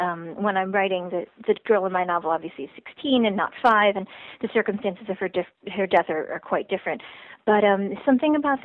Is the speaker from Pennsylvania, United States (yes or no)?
no; Shaker Heights, Ohio, United States; Shaker Heights, my hometown